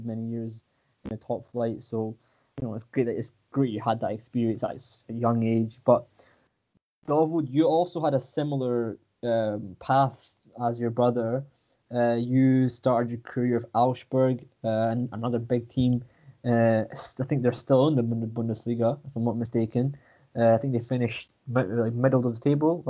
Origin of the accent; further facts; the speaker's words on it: Scotland, United Kingdom; I was born in Scotland